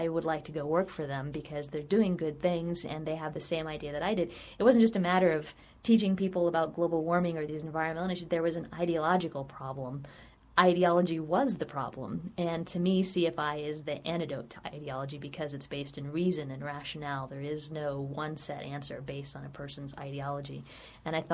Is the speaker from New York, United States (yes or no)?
no; Virginia, United States; I grew up in Virginia, so I was raised reading Jefferson and Madison and Monroe